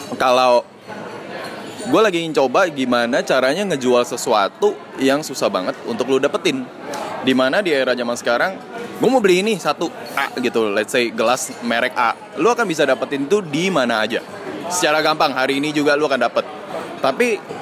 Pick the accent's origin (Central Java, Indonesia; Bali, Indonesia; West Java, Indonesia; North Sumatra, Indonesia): North Sumatra, Indonesia; Medan; gue orang Cina Medan